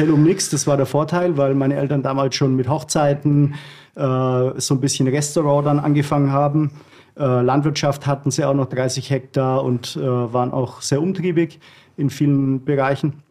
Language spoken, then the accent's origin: German; Germany; Ich sehe mich da, ich sehe mich da eher als äh, Deutscher äh, in diesem Punkt.